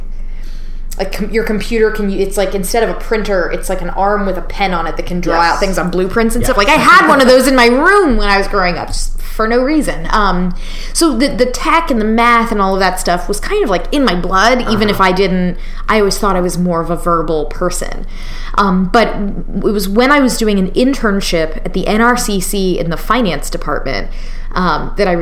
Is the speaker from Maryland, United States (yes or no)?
no; Florida, United States; I grew up in Florida